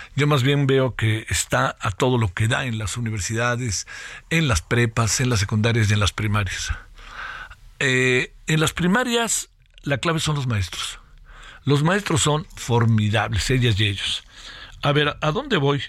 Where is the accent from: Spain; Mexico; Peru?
Mexico; somos los mexicanos